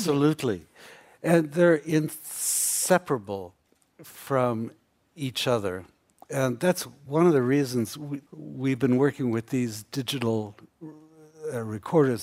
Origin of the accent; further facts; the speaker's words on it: United States; I grew up in America